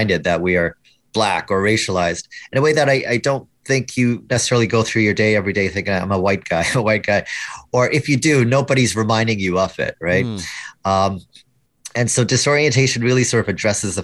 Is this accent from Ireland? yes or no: no; Canada; I'm Canadian